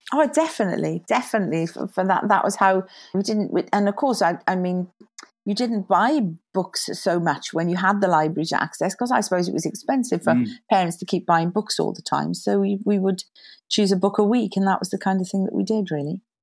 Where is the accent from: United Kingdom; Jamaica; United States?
United Kingdom; Neath, Wales; also born or lived in London; I was about five, I think, when I moved down to Wales, and I grew up in Wales ever since.